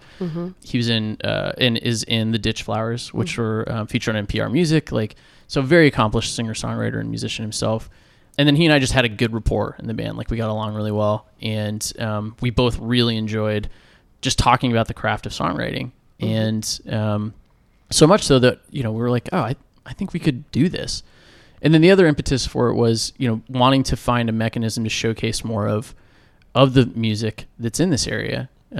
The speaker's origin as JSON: {"language": "English", "town": "St. Petersburg", "region": "Florida", "country": "United States", "tie": "born or raised there", "said": "I grew up in this area."}